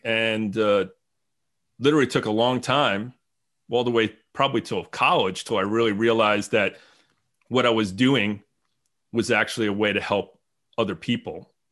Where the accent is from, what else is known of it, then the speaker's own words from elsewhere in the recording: New Jersey, United States; moved away as an adult; now in Franklin, United States; I grew up in New Jersey